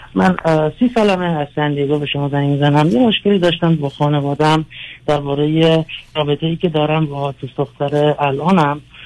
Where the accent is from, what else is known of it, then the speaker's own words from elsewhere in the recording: United States; also born or lived in Iran; من اینجا تو آمریکا بزرگ شدم